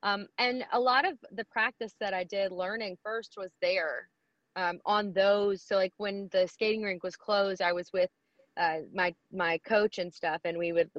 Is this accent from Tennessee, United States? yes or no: yes; Germantown, Tennessee, United States; also born or lived in Hickory Hill, Memphis; But I grew up in Germantown.